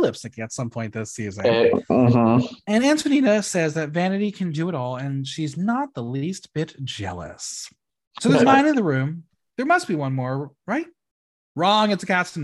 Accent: United States; as an American

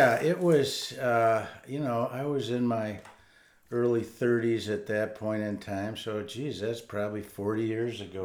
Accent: Grand Rapids, Michigan, United States; I was born and raised in Grand Rapids

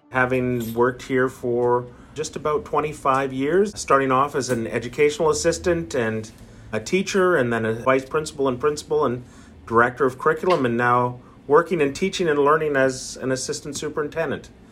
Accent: Abbotsford, British Columbia, Canada; also born or lived in Cache Creek, British Columbia; I come from the Bonaparte First Nation in Cache Creek, British Columbia, but grew up in Abbotsford, went to school in Abbotsford

